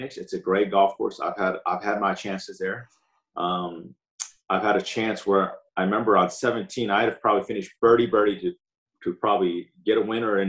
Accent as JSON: {"language": "English", "region": "Southern California", "country": "United States", "tie": "born or raised there", "said": "there's a lot of golf courses, that I grew up on."}